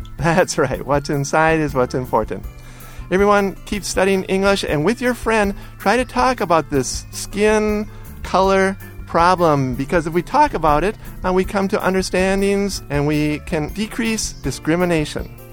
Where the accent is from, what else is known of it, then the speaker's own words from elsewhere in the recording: United States; I was raised near the Canadian border